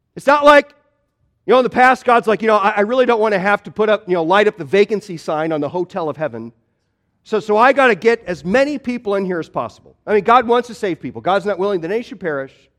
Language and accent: English; Midwest, United States; moved away; I grew up in the Midwest